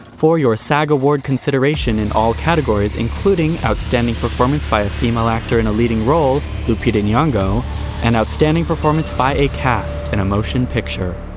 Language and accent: English; Hawaii, United States; also born or lived in New York; now in Los Angeles, United States; I'm originally from Hawaii